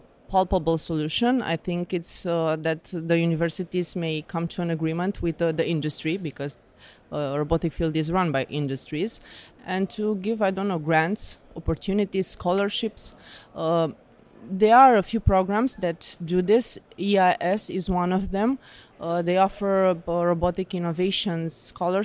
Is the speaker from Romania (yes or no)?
yes; Romania; I'm from Romania